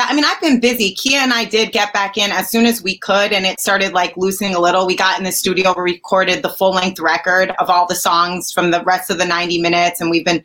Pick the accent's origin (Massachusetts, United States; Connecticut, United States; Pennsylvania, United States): Connecticut, United States; also born or lived in Manhattan; I'm from Connecticut.